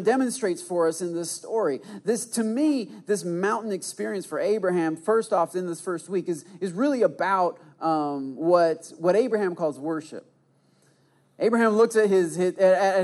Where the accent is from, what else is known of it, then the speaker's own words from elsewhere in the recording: Michigan, United States; I did the side hug because I'm from Michigan. That's what we